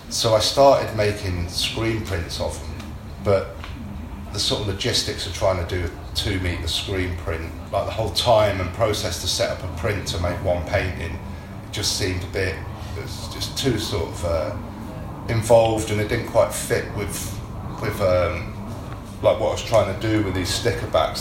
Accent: North Wales, United Kingdom; moved away as an adult; also born or lived in Coventry; now in London, United Kingdom; I was born in London. I grew up up north, North Wales.

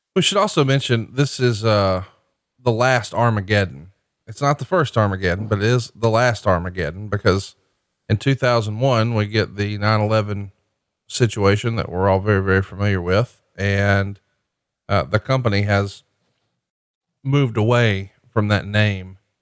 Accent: Alabama, United States; moved away; my home state of Alabama

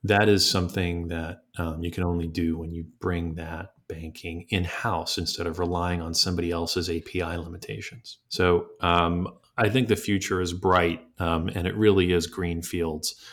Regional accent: New York, United States; from within New York as a, as a New Yorker myself

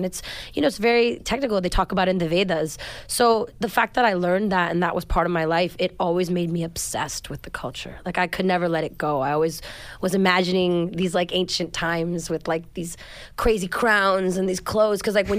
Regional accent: Los Angeles, California, United States; I'm born and raised in Los Angeles.

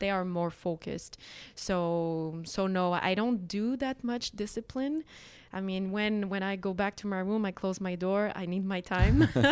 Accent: Montreal, Quebec, Canada; Montreal culture, K, Quebec culture.

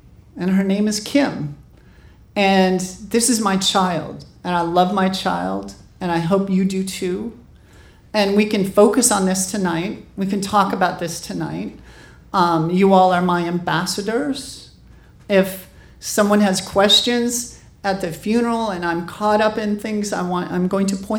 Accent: Montana, United States; born or raised there; moved away as an adult; also born or lived in New York / San Francisco

